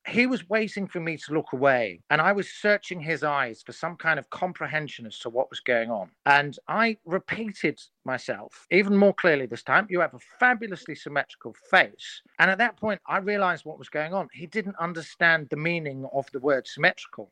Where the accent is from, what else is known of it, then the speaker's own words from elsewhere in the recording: Surrey, South East England, United Kingdom; I'm from Surrey